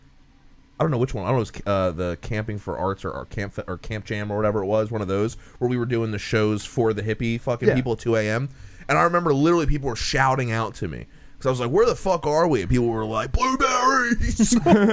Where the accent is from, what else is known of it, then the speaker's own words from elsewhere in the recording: New Jersey, United States; I'm from Jersey.